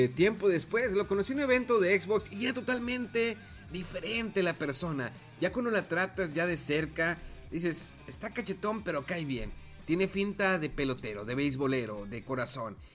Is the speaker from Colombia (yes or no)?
no; Mexico; Y somos aquí de México, somos de lugares pequeños